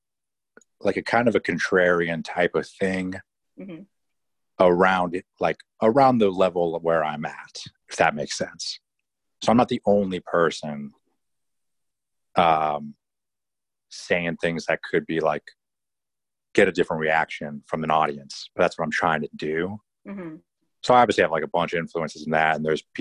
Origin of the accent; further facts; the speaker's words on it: East Bay Area, California, United States; now in Orange County, United States; originally I'm from the Bay Area